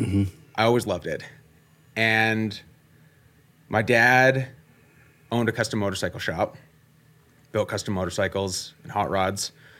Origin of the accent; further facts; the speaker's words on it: Innisfail, Alberta, Canada; Grew up in Innisfail, Alberta. Little town, about 7,000 people. Was born about 20 minutes west of town. We had an acreage out there. When I was 4, we moved into town as I was starting kindergarten